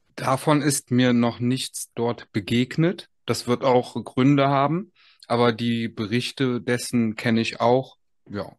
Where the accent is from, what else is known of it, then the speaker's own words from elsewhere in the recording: Aachen, North Rhine-Westphalia, Germany; ich komme ja selber aus Aachen